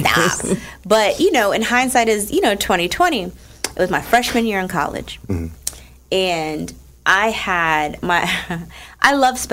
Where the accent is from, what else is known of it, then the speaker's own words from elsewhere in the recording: Newark, New Jersey, United States; I'm from Newark